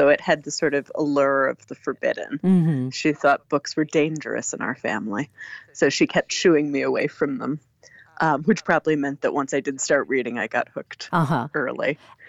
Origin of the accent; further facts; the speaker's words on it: East Coast, United States; born there; I am. I was born on the East Coast, but my parents are academics. They're both poets. And so I traveled around with their different jobs.